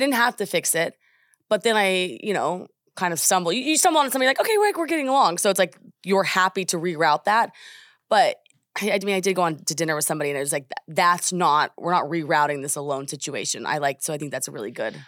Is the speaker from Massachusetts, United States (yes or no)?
no; Oklahoma, United States; I am just from Oklahoma